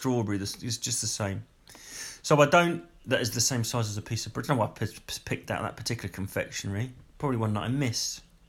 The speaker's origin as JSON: {"language": "English", "town": "Bury St Edmunds", "region": "East of England", "country": "United Kingdom", "tie": "born or raised there", "said": "I was born in Bury St. Edmunds"}